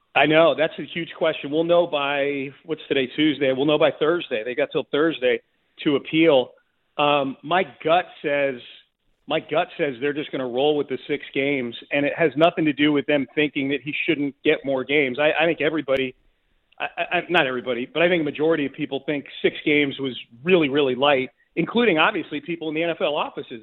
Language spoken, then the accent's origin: English; Hartford, Connecticut, United States; I grew up right outside of Hartford.